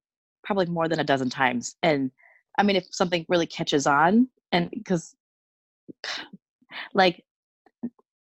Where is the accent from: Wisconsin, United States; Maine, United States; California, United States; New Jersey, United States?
Wisconsin, United States; Superior; accent: Wisconsin; I grew up in, well, Superior, Wisconsin, so it's basically still Minnesota. It's so close. It's just across the bridge. So maybe I have more of a Wisconsin accent